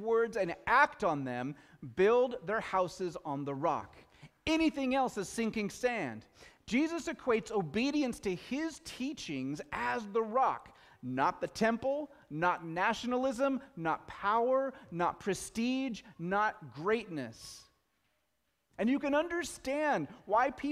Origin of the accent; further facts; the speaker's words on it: Pacific Northwest, United States; We're from the Pacific Northwest.